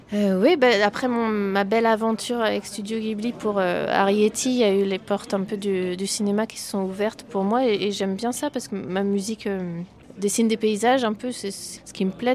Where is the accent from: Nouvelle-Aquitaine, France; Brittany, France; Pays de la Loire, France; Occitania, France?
Brittany, France; je suis née euh, en Bretagne et donc j'ai dans mes influences forcément un peu de musique celtique